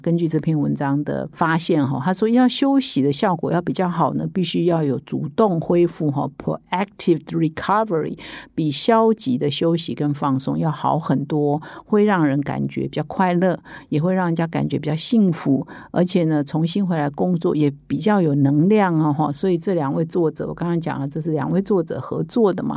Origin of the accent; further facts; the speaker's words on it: Taiwan; 也是我们台湾人